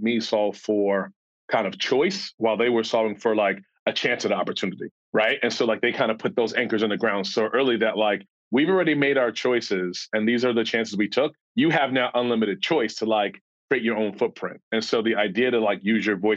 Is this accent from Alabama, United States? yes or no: no; New York City, New York, United States; moved away; growing up in Queens, New York, specifically a neighborhood called Ravenswood